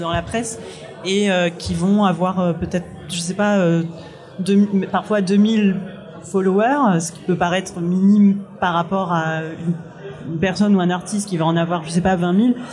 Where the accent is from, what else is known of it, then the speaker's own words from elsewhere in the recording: Réunion; moved away; j'ai grandi à La Réunion